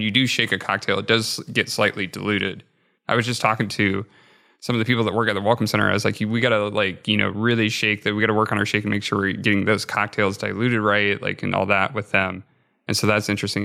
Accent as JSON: {"language": "English", "region": "Nebraska", "country": "United States", "tie": "born or raised there", "moved": "yes", "said": "growing up in Nebraska"}